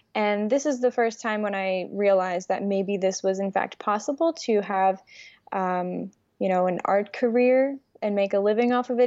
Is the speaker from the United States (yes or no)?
yes; New York City, New York, United States; English is a second language; also born or lived in Ukraine; my mom and I immigrated to the United States when I was six years old from Ukraine. And we moved to Brooklyn, New York